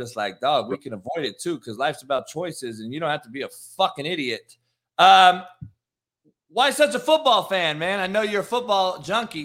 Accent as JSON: {"language": "English", "town": "Compton", "region": "California", "country": "United States", "tie": "born or raised there", "also_born_or_lived": "Midwest / the South", "moved": "yes", "said": "I grew up in Compton, so I'm in the inner city"}